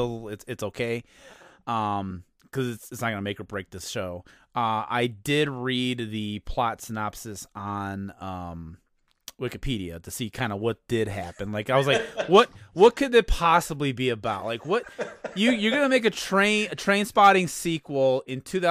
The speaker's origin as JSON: {"language": "English", "town": "Chicago", "region": "Illinois", "country": "United States", "said": "I'm from Chicago"}